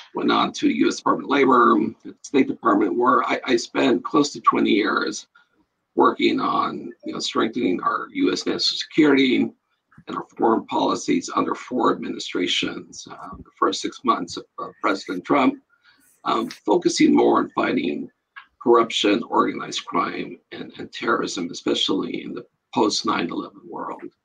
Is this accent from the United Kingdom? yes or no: no; El Paso, Texas, United States; moved away as an adult; I grew up in El Paso, Texas